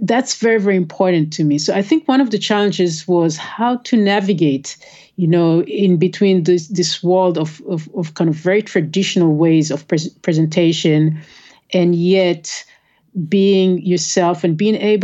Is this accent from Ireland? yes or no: no; Israel; now in United States; I grew up in Israel.